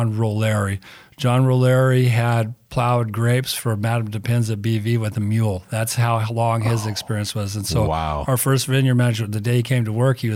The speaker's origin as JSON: {"language": "English", "town": "Rancho Palos Verdes", "region": "California", "country": "United States", "tie": "born or raised there", "also_born_or_lived": "Napa Valley, California", "said": "We lived in Palos Verdes in a town called Lunada Bay. It's now called Rancho Palos Verdes. It's all the million-dollar houses. When I grew up out there"}